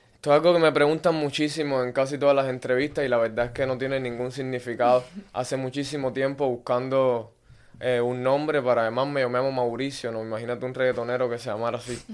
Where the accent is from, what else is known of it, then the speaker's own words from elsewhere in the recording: Havana, Cuba; moved away as an adult; soy un artista cubano nacido en La Habana